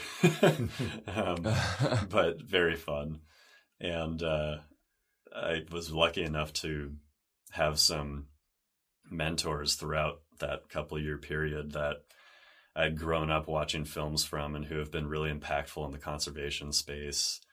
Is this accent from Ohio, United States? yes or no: no; San Diego, California, United States; growing up in San Diego by the ocean